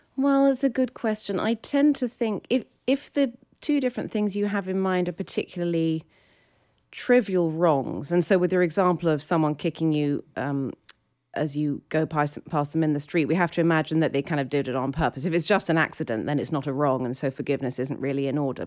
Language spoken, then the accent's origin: English; United Kingdom; now in New York, United States; I'm British.